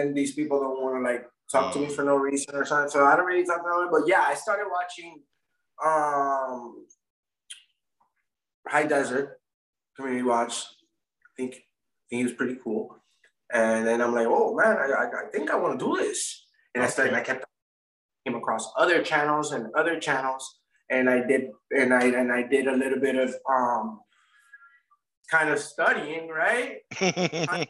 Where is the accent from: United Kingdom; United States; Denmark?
United States; Florida; also born or lived in Puerto Rico; I was born in Puerto Rico, but I was raised, my parents moved to Florida when I was a young kid.